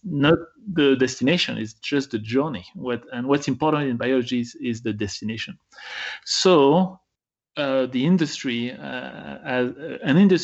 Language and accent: English; France; moved away as an adult; now in United States; I was born in France and I did my PhD in the US, so now I'm an American